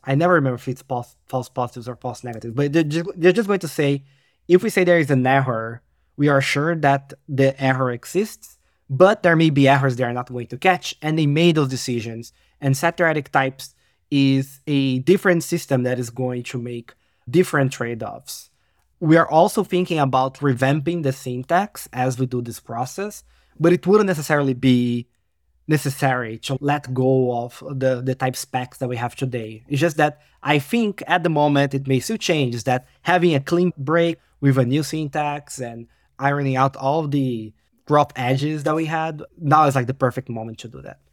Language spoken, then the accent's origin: English; Brazil; now in Poland; I am, uh, Brazilian, living in Poland